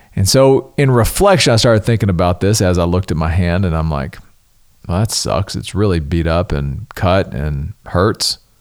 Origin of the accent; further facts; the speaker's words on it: the South, United States; growing up in the South